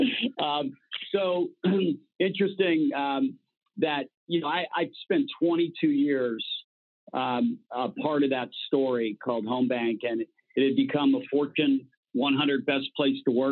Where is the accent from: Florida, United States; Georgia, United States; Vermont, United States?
Florida, United States; Miami; growing up in Miami, I played baseball, football, basketball, and all the youth leagues